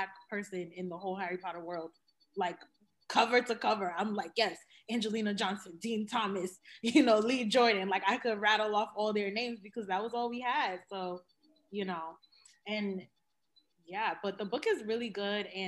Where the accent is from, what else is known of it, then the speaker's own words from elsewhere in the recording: Cameroon; I'm from Cameroon